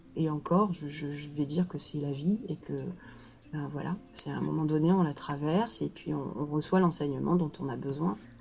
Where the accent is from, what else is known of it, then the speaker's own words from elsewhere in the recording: Marseille, Provence-Alpes-Côte d'Azur, France; moved away; also born or lived in Quebec / Mali; je suis, euh, marseillaise je vis à Marseille, je suis née à Marseille, j'ai beaucoup bougé, mais finalement pour, euh, pour revenir